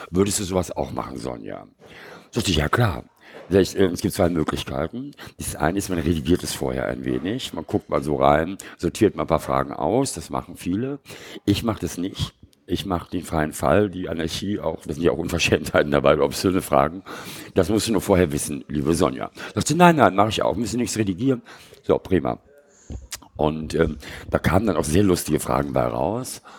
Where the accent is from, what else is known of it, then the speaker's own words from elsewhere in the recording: Bonn, North Rhine-Westphalia, Germany; also born or lived in Munich / Lenggries / Oslo; Ja, und dann bin ich die ersten vier Jahre in München aufgewachsen und in Lengries, also im Bayerischen Voralpen und in Oslo. Und dann sind wir nach Bonn gezogen